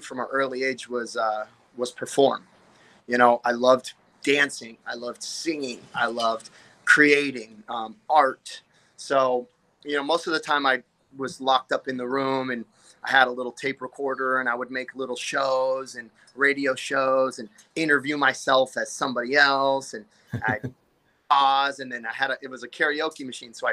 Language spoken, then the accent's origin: English; Anaheim, California, United States; I was born in Anaheim, California. You know, a little city in Orange County